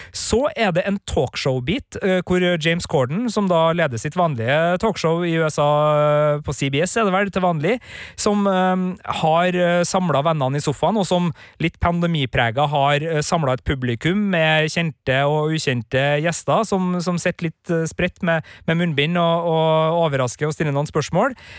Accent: Klæbu, Trøndelag, Norway; moved away; hjemme i Klæbu

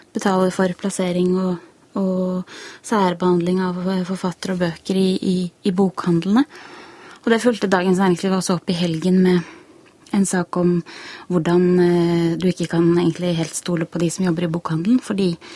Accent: Iceland; now in Norway; jeg er jo islandsk og leser islandske aviser

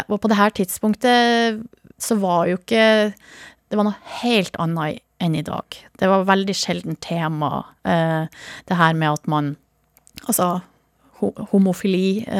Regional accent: Hamarøy, Nordland, Norway; så er det veldig ofte Hamarøy og hjemstedet mitt som dukker opp.

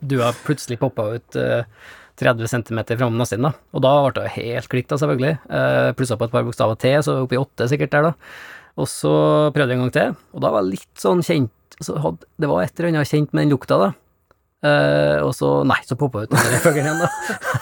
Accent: Norway; oppe i Ugndalen der jeg kommer fra

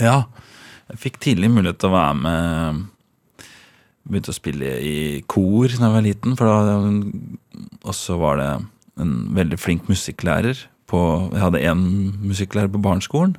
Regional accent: Trøgstad, Østfold, Norway; also born or lived in Ørje; Vokste opp i Trøgstad. I Båstad i Trøgstad.

